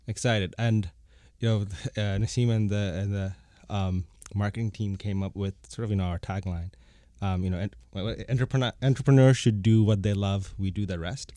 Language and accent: English; Bangkok, Thailand; moved away as an adult; also born or lived in Bangladesh / United States; now in Toronto, Canada; I was born in Bangladesh. I grew up in, in Bangkok